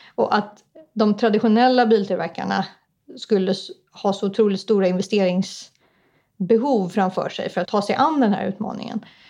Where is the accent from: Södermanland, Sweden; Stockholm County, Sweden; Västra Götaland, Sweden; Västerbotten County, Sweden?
Stockholm County, Sweden; Stockholm; also born or lived in Ångermanland; Men mina föräldrar flyttade söderöver så att jag är uppvuxen i Stockholm